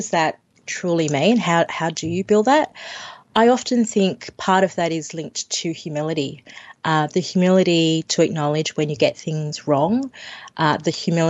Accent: Sydney, New South Wales, Australia; I grew up in Western Sydney

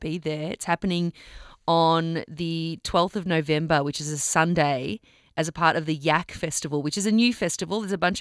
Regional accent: Melbourne, Victoria, Australia; I'm from Melbourne.

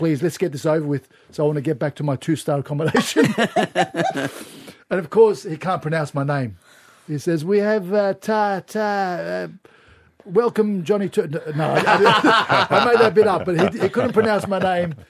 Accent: Turkey; now in Australia; I was born in Turkey.

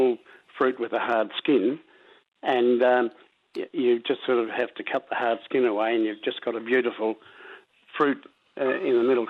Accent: Townsville, Queensland, Australia; from Palarinda in Queensland.

